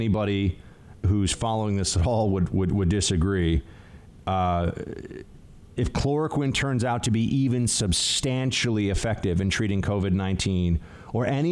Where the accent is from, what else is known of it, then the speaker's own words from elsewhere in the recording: New York City, New York, United States; my hometown